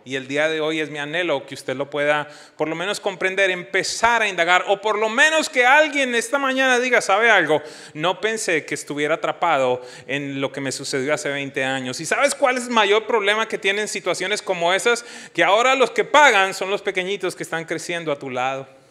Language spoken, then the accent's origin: Spanish; Colombia; moved away as an adult; Yo salí en el año 2000 de Colombia y si somos honestos, más que buscando una esperanza, salíamos huyendo de la violencia